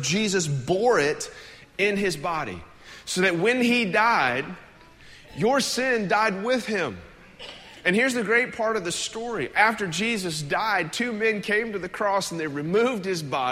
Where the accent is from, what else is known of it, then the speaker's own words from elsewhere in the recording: United States; as an American